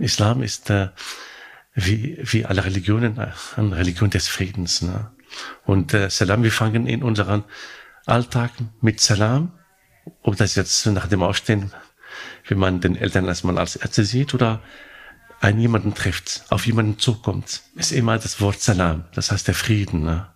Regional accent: Morocco; German is a second language; moved away as an adult; also born or lived in Hannover; now in Germany; Ich komme aus Marokko

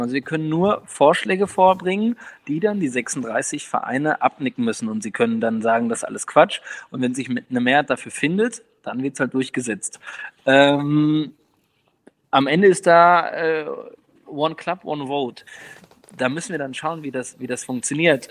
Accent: near Osnabrück, Lower Saxony, Germany; ich bin in der Nähe von Osnabrück aufgewachsen

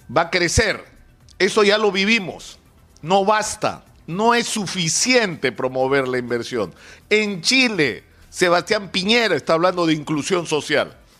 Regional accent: Peru; nuestros ideales como peruanos

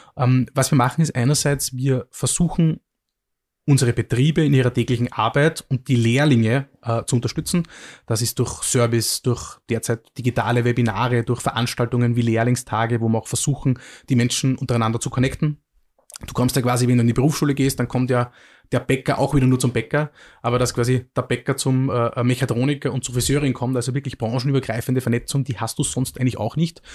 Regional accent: Mühlviertel, Upper Austria, Austria; moved away as an adult; also born or lived in Vienna; ich komme aus dem Müllviertel, einer sehr ländlich geprägten Region und habe dann in, in, Wien studiert

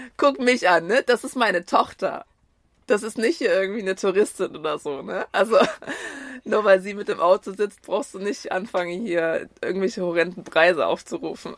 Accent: Dresden, Saxony, Germany; ich bin ähm, in Deutschland geboren, äh, genauer gesagt in Dresden

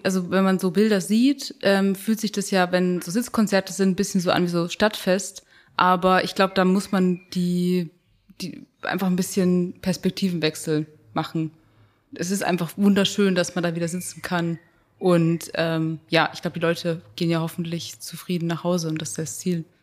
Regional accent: Bavaria, Germany; ich bin in Bayern aufgewachsen

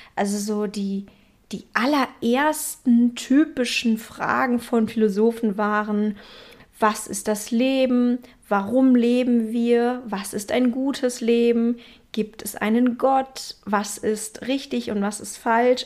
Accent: Berlin, Germany; moved away; in meiner Heimatstadt Berlin

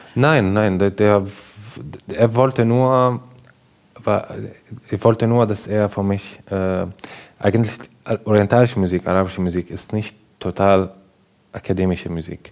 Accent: Damascus, Damascus Governorate, Syria; German is a second language; moved away as an adult; now in Germany; ich komme aus Damaskus, aus Syrien

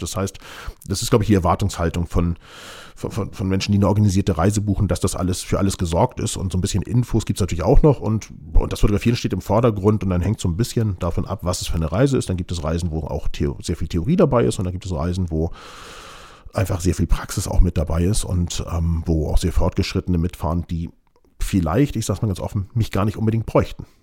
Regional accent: Hamburg, Germany; ich bin bestimmt ein Nordlicht, weil als Hamburger Jung, ich meine, ich würde auch sagen, Hamburg liegt im Norden

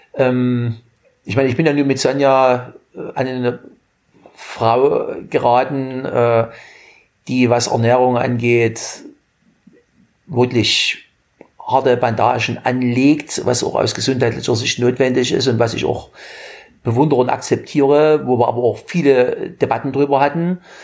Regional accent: Germany; In meiner Jugend in der DDR

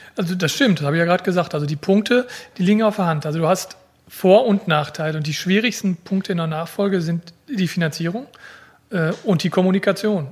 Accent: Germany; gebürtiger Fredner und wohne dort auch

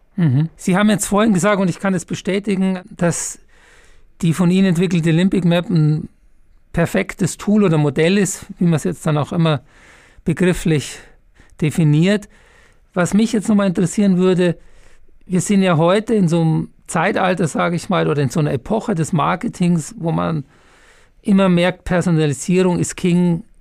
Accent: Munich, Bavaria, Germany; moved away; ich bin ja Münchner, echter Münchner

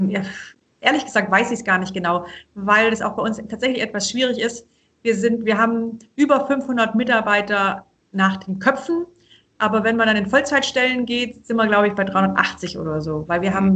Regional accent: Obereisenbach, Baden-Württemberg, Germany; Denn wir sind hier eben aufgewachsen in Oberschwaben, meine, also meine Kinder, meine Schwestern und ich, äh, in einem kleinen Dorf, also Obereisenbach bei Tettnang hier ist eher Landwirtschaft

